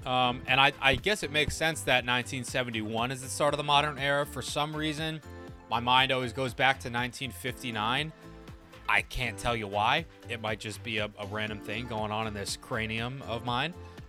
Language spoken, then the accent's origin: English; United States